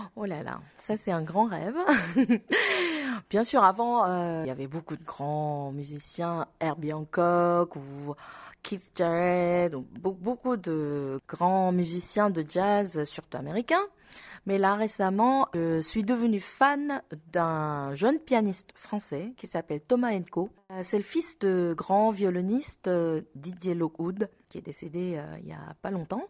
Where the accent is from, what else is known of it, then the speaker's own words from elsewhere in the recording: South Korea; French is a second language; moved away as an adult; now in Paris, France; je suis loin de mon pays natal et loin de mes proches, ça me renforce euh, mon identité euh, d'être coréenne.